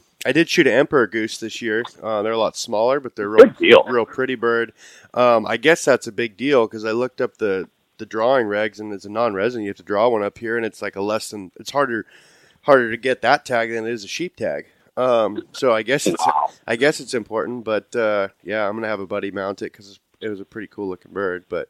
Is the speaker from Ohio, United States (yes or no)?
no; Idaho, United States; just Idaho